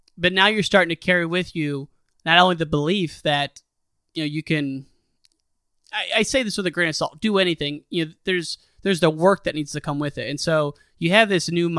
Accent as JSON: {"language": "English", "country": "United States", "tie": "born or raised there", "said": "we grew up in the Quad Cities"}